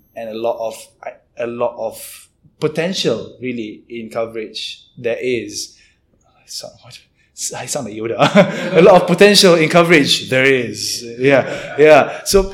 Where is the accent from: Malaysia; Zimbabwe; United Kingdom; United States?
Malaysia; as a Malaysian